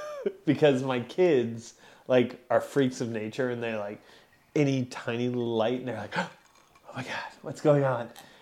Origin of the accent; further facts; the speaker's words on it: Glendale, California, United States; also born or lived in Burbank; I grew up in Glendale, Burbank.